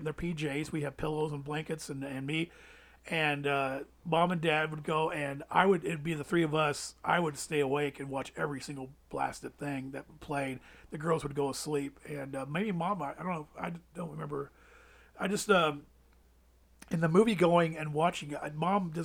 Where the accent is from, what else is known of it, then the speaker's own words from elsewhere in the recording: Evansville, Indiana, United States; also born or lived in Louisville / Georgetown / Des Moines; Evansville, I've been here since I started school in Evansville. So Evansville's, you know, for lack of, you know, it's my hometown